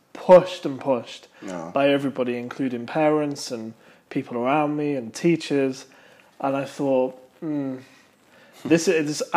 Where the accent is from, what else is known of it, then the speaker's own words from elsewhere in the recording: United Kingdom; as a Brit that growing up